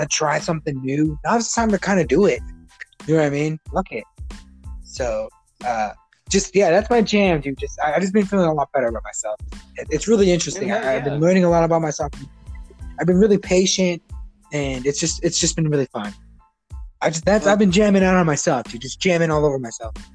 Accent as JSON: {"language": "English", "town": "Chicago", "region": "Illinois", "country": "United States", "tie": "born or raised there", "said": "Growing up in Chicago"}